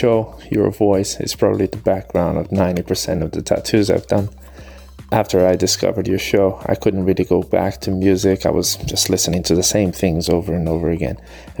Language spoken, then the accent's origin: English; Brazil; moved away as an adult; now in Sydney, Australia; I'm originally from Brazil, but I've been living in Sydney, Australia for 6 years now